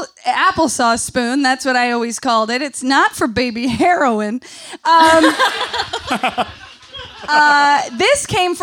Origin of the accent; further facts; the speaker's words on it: Central New York, United States; I grew up in Central New York